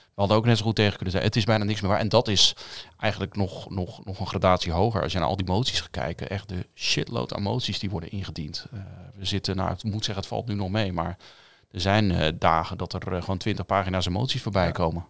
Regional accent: Westland, South Holland, Netherlands; Ik kom uit het Westland

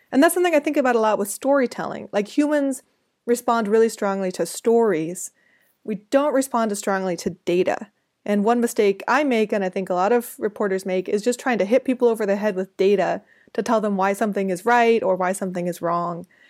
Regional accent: United States; I'm from the United States

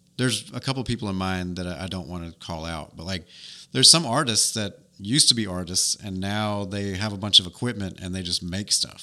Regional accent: New York, United States; now in Dothan, United States; She lives in my hometown in New York

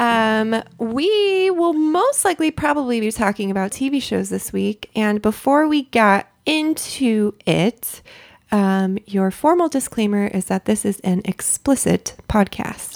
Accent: Southern California, United States; I grew up in Southern California.

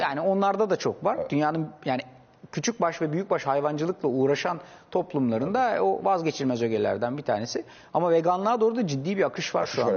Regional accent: Istanbul, Turkey; 3 kuş 4 kuşaktır İstanbulluyuz biz

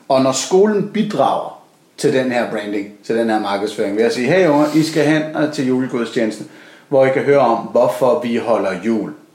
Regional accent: Copenhagen, Capital Region of Denmark, Denmark; jeg er en barnløs københavner

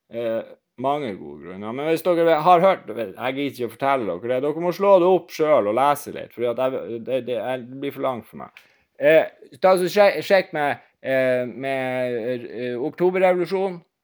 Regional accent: Northern Norway, Norway; jeg er nordlending

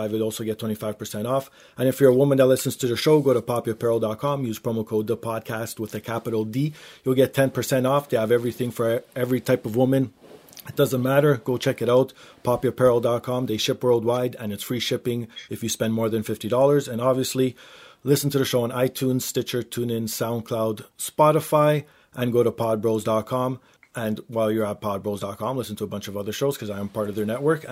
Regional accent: Canada; being Canadian

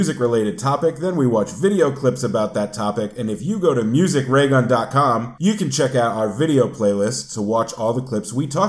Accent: New England, United States; Clam bakes, I guess, because I'm from New England.

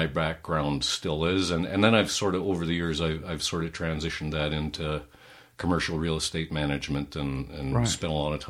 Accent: Calgary, Alberta, Canada; Well, I'm a third-generation Calgarian.

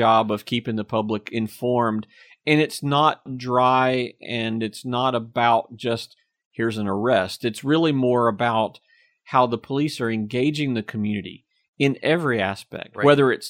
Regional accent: Apex, North Carolina, United States; accent: Southern; I learned a little bit about my accent, learned how Southern I really was, you know, growing up in Apex. At the time, everyone in Apex had your classic North Carolina Southern accent.

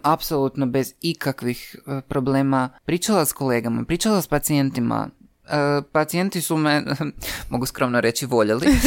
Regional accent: Croatia; ja kažem iz Hrvatske

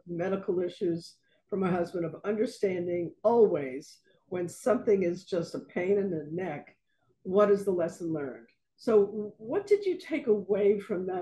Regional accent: New York, United States; moved away; I grew up in New York

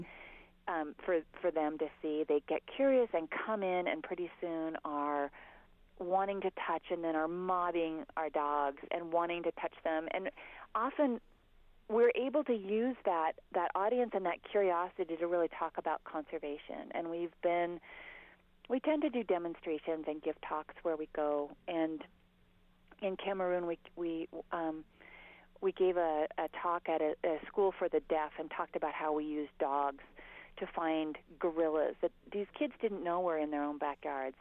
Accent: Montana, United States; I grew up in Montana

